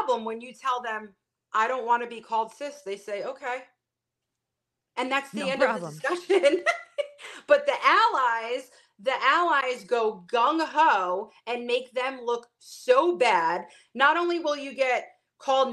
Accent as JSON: {"language": "English", "town": "New York City", "region": "New York", "country": "United States", "tie": "born or raised there", "said": "I was born and raised in Brooklyn, big Italian family."}